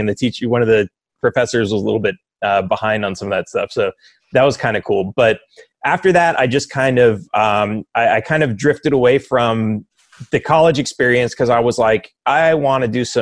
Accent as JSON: {"language": "English", "town": "Los Angeles", "region": "California", "country": "United States", "tie": "born or raised there", "moved": "yes", "said": "I grew up in Los Angeles, right next to LAX"}